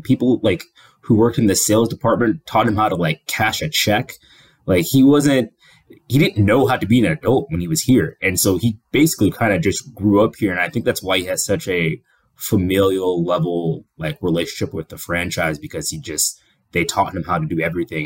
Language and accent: English; Kenya; I'm Kenyan